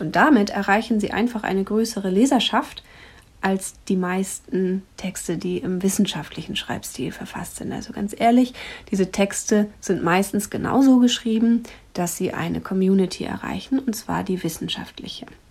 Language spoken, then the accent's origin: German; Germany; hier bei uns in Deutschland